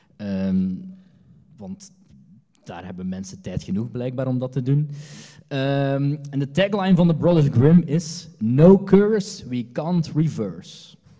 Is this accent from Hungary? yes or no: no; Hasselt, Flanders, Belgium; ik ben van Hasselt.